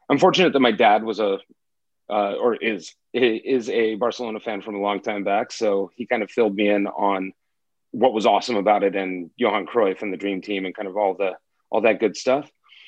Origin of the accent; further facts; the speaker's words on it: Los Angeles, California, United States; moved away; also born or lived in New York; I am originally from Los Angeles. I spent the last 15 years in New York.